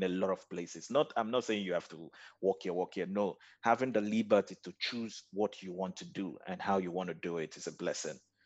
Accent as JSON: {"language": "English", "region": "Lagos", "country": "Nigeria", "tie": "born or raised there", "also_born_or_lived": "Nnewi South, Anambra State, Nigeria", "moved": "as an adult", "lives_now": "Kuala Lumpur, Malaysia", "said": "I was born and bred in Lagos, Nigeria."}